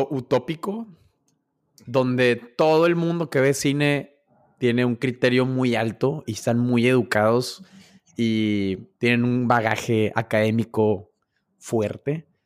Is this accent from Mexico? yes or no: yes; Mexico; cómo es posible que tú siendo mexicano digas que te gusta Taco Bell?